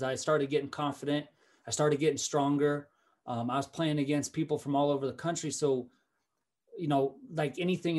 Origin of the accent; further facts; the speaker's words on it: Fort Collins, Colorado, United States; I was from Fort Collins